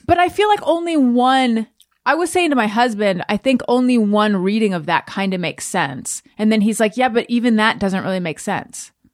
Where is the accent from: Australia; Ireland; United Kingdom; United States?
United States; Orange County, California; I grew up in Orange County.